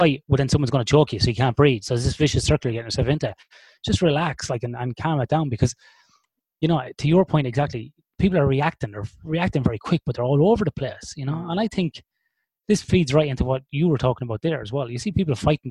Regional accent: Ireland; We are born and bred in the land of alcoholics

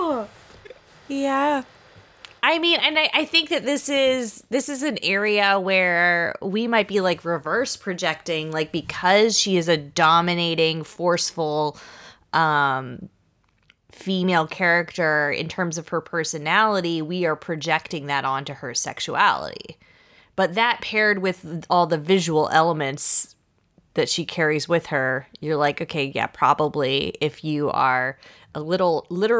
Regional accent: United States

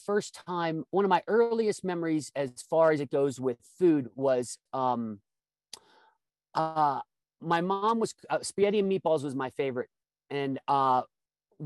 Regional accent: Midwest, United States; I grew up in the Midwest

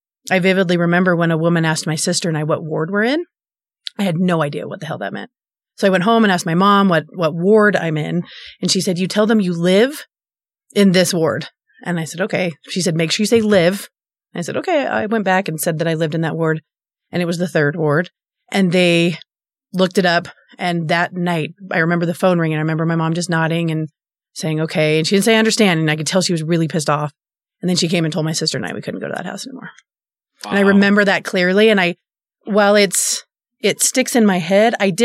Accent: Bountiful, Utah, United States; I grew up in Bountiful

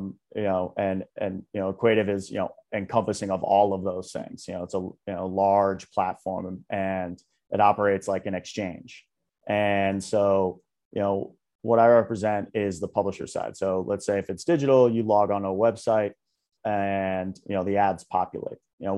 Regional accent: New York, United States; So I grew up around the New York area, about 45, 50 minutes outside of Manhattan.

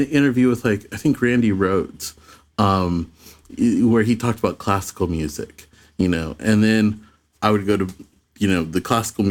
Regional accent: Phoenix, Arizona, United States; I grew up in Phoenix.

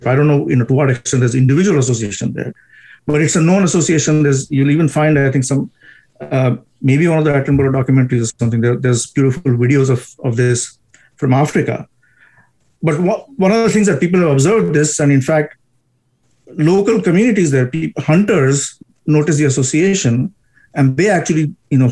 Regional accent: India; I am from India

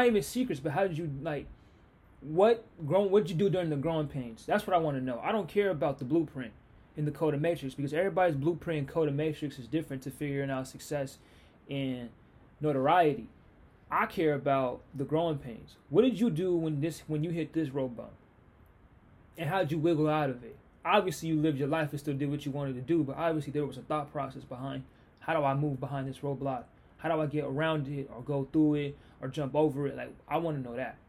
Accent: Seattle, Washington, United States; this is my hometown. This is me. I'm Seattle

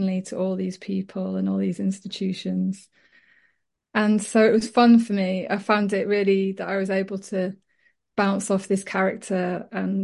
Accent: Leeds, Yorkshire and the Humber, United Kingdom; I was brought up in Leeds and my mum is French, my dad's Welsh, and so I wasn't part of sort of a Yorkshire community

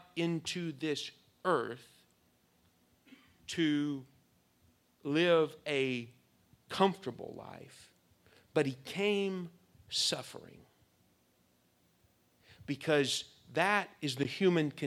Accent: United States; We are American young people

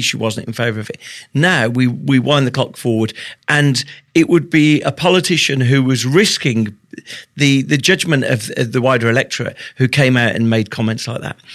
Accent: United Kingdom; I'm British.

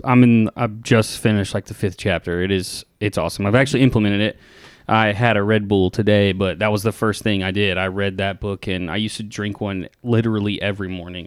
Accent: Tennessee, United States; growing up in Tennessee

